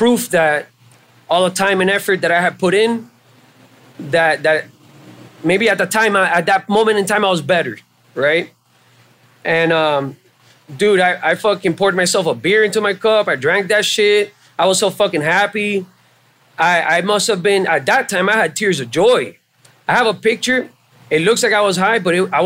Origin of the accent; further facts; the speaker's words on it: Hialeah, Florida, United States; moved away as an adult; also born or lived in Miami; I was raised in Hialeah. There's a lot of Cubans in Hialeah